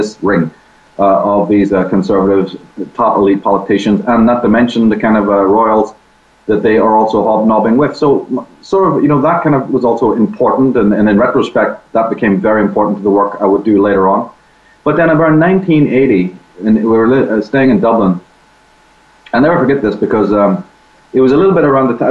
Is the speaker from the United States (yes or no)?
no; Belfast, Northern Ireland, United Kingdom; I'm from Belfast. I grew up right in the middle of the Troubles